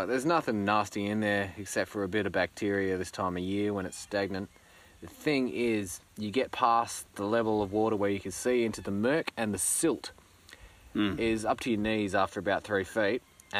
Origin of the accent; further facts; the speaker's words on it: Australia; I feel like a failure as an Australian, having not eaten.